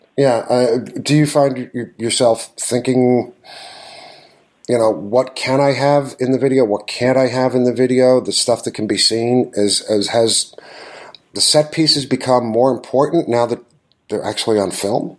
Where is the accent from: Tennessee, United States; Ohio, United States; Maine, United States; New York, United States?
New York, United States; I grew up in New York. I've ridden the A train countless times.